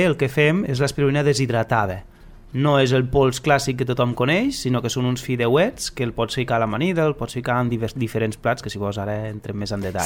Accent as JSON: {"language": "Catalan", "area": "Lleida", "region": "Catalonia", "country": "Spain", "said": "si som de Lleida"}